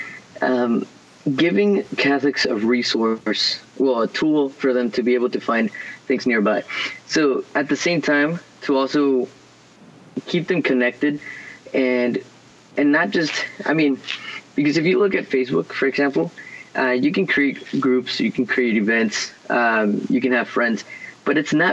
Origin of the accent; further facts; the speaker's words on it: Houston, Texas, United States; also born or lived in Guadalajara, Mexico; we moved over here to Houston when I was a little kid